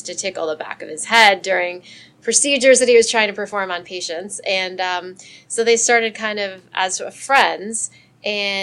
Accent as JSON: {"language": "English", "town": "Miami", "region": "Florida", "country": "United States", "tie": "born or raised there", "said": "I grew up in South Florida, which is kind of like a melting pot to begin"}